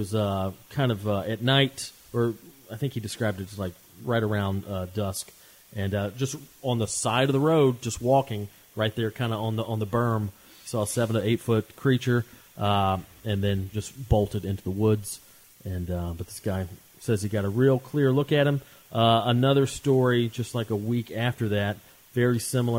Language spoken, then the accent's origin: English; Waleska, Georgia, United States; moved away; I grew up in Waleska, Georgia